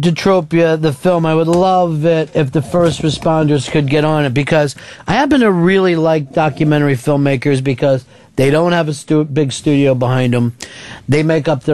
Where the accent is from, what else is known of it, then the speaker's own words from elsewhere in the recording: Chichester, Pennsylvania, United States; also born or lived in Chester, Pennsylvania; my whole block was built at the same time when we moved from Chester into Chichester